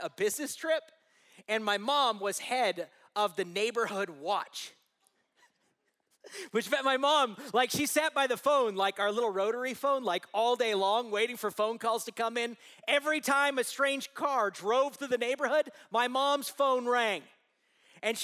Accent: Southern California, United States; I grew up in Southern California

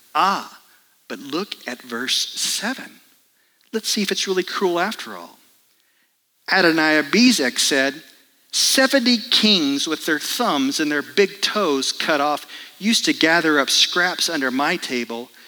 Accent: Dallas, Texas, United States; moved away; I grew up in Dallas, Texas, and my job as part of the family was to mow the yard.

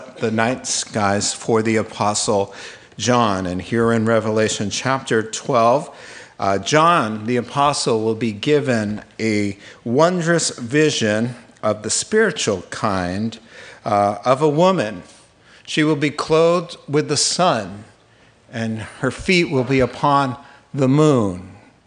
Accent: Long Island, New York, United States; as a kid growing up in Long Island, New York

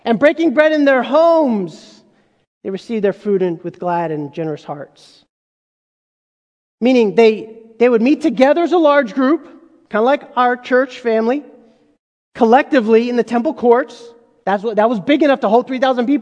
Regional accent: United States; I was a part of this group of other Egyptians who had immigrated, and we were kind of first generation born in America

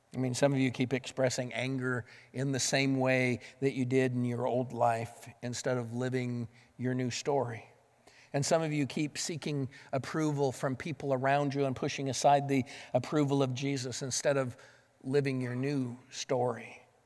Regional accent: the West, United States; moved away; Growing up in the West

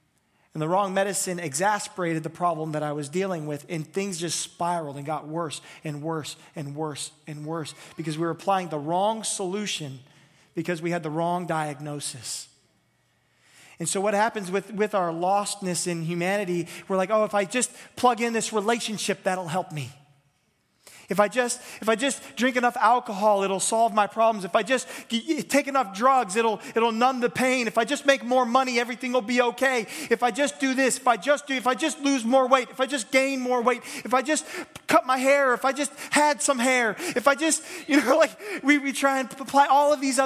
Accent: United States; I'm an American. I'm from the United States.

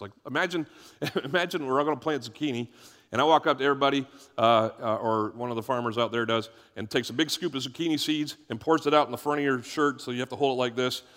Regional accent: United States; I'm an American

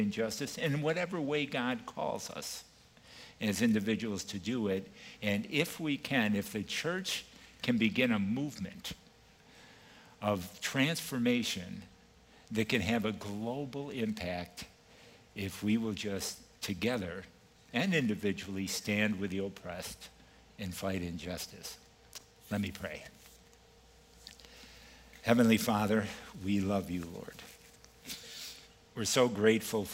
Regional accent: East Coast, United States; moved away; I'm originally from the East Coast, so I'm going to use a little East Coast phraseology here

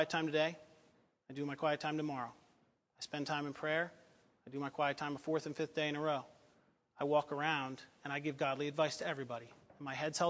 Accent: United States; I love being an American

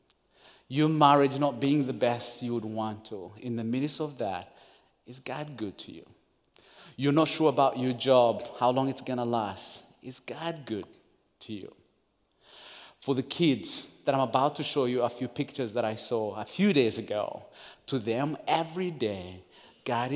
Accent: Uganda; English is a second language; also born or lived in Rwanda; I'm born and raised in Uganda

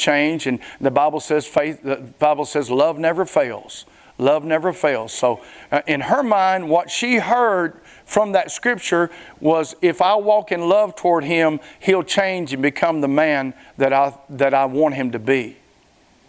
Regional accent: Springhill, Louisiana, United States; moved away; I'm from Spring Hill, Louisiana. Back when I was a teenager, all we did was drag Main.

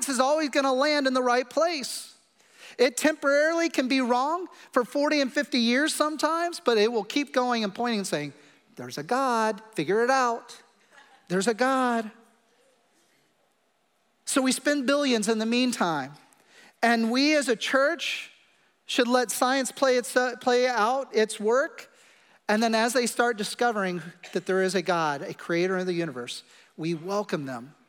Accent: Kansas City, Missouri, United States; I come from Kansas City and we eat meat a lot

